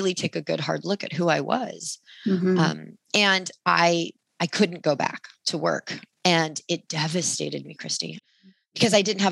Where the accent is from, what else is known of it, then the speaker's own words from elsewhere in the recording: Sacramento, California, United States; I grew up in Sacramento.